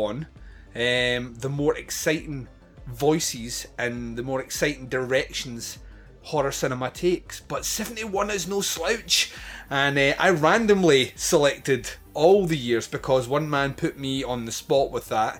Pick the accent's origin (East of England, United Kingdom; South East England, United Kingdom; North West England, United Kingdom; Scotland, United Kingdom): Scotland, United Kingdom; I'm Scottish